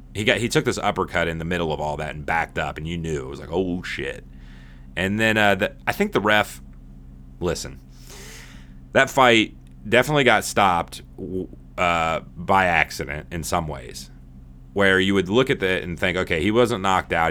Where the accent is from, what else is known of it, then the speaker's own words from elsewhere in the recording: United States; But I'm American